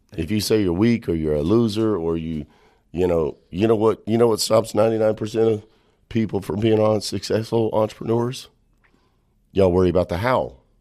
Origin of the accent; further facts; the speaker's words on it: Texas Panhandle, United States; I'm from the Texas Panhandle